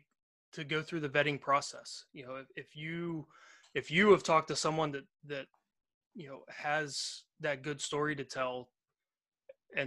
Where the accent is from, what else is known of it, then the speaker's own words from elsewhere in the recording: Pittsburgh, Pennsylvania, United States; I was born in Pittsburgh, Pennsylvania. I've lived around here in southwestern Pennsylvania my entire life